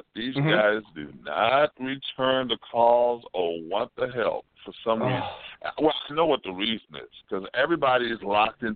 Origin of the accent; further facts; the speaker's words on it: Haiti; we're both from Haiti